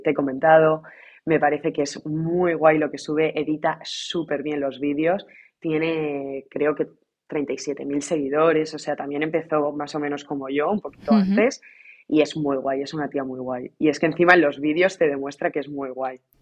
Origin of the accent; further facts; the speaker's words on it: Ciudad Real, Castilla-La Mancha, Spain; moved away as an adult; now in London, United Kingdom; yo soy de Ciudad Real